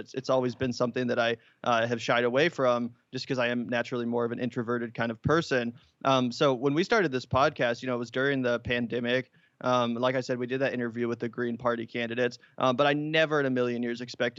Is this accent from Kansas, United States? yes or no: yes; Kansas City, Kansas, United States; growing up in Kansas, there was a lot of evangelical Christianity surrounding us. We grew up in the suburbs of Kansas City.